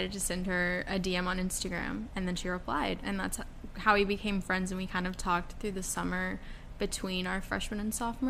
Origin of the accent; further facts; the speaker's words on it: Dallas, Texas, United States; moved away as an adult; also born or lived in Alabama; now in Atlanta, United States; I'm originally from Texas. I live in Dallas and came to Alabama